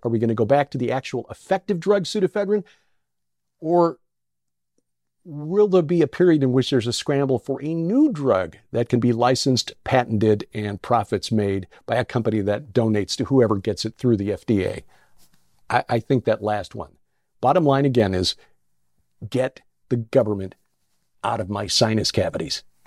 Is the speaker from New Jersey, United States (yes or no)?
no; Chicago, Illinois, United States; my hometown